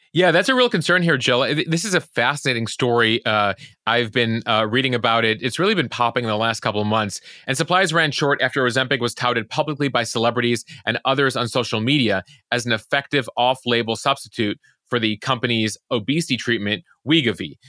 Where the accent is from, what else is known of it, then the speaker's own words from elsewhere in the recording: Chicago suburbs, Illinois, United States; growing up in the Chicago suburbs